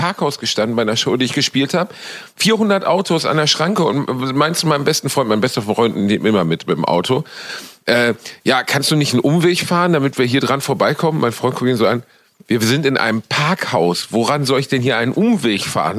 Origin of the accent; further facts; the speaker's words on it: Cologne, North Rhine-Westphalia, Germany; Ich befinde mich natürlich wieder in Brot und Tätigkeit in meiner Heimat in Köln